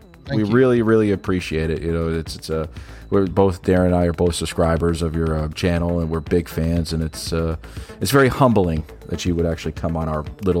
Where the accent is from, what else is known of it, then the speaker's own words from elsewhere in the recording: New Jersey, United States; my home state of New Jersey